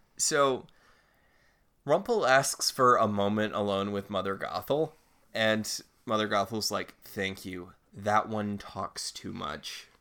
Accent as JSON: {"language": "English", "region": "Northeast", "country": "United States", "tie": "born or raised there", "said": "I grew up in the Northeast"}